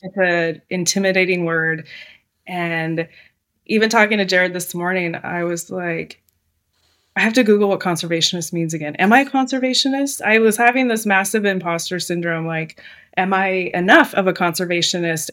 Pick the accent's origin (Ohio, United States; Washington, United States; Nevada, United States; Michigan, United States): Washington, United States; Seattle; moved away as an adult; now in Southern California, United States; I am from Seattle